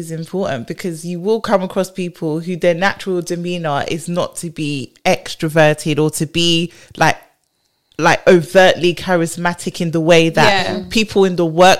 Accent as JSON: {"language": "English", "region": "London", "country": "United Kingdom", "said": "We're in London, but I tend to be like one of very few Londoners."}